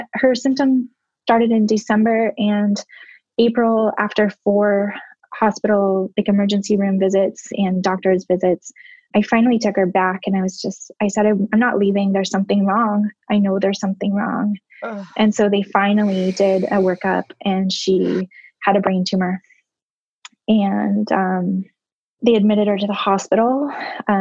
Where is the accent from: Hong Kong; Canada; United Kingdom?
Canada; moved away; growing up in Canada